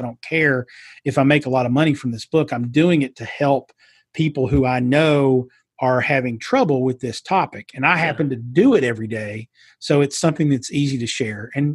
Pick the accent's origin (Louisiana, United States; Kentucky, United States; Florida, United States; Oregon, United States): Kentucky, United States; Eastern; accent: Southern twang; moved away as an adult; also born or lived in New York City; being from Eastern Kentucky. I do have that twang.